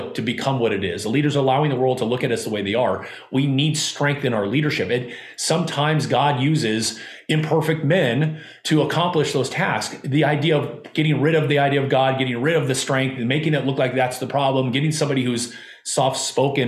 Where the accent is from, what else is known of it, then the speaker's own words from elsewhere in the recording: Southern California, United States; I grew up in Southern California.